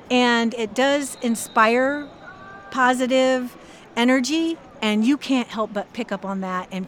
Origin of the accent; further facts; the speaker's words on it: Alabama, United States; now in Arizona, United States; I'm from Alabama.